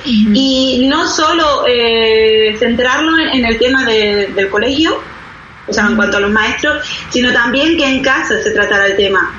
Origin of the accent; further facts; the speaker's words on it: Spain; yo soy de España